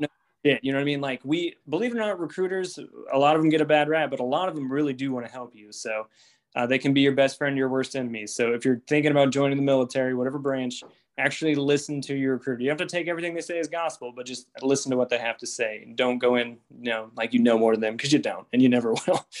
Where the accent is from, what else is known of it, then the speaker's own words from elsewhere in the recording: Midwest, United States; I'm white and from the Midwest